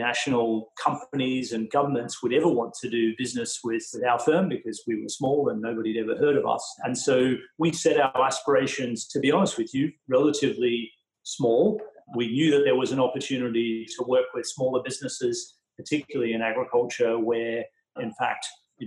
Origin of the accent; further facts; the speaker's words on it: Bundaberg, Queensland, Australia; moved away; Bundaberg in Queensland, my hometown.